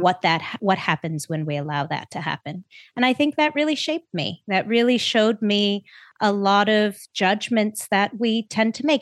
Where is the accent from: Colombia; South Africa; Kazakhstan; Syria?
South Africa; now in United States; I was born in South Africa.